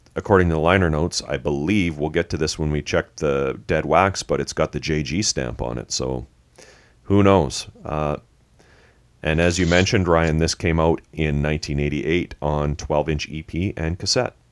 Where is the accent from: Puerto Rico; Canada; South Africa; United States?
Canada; we're Canadian